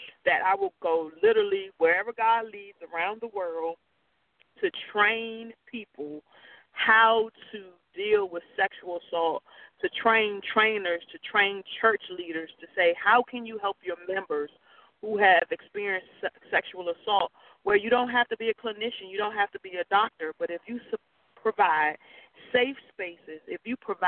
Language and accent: English; Washington, District of Columbia, United States; I'm from the Washington, D.C. area